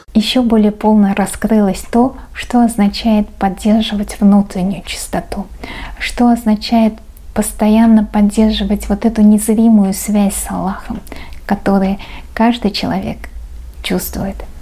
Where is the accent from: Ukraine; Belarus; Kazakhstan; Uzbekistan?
Uzbekistan; я узбечка